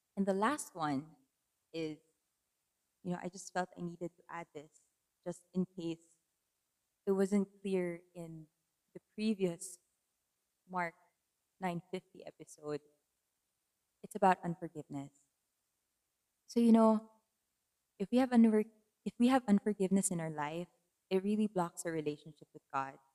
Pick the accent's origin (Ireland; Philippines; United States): Philippines; also born or lived in Manila; an earthquake happened in my hometown and I had to move back because my family needed me that time